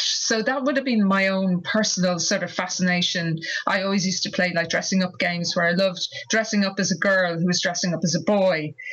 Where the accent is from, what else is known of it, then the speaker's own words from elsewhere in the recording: Ireland; growing up in Ireland in the 1970s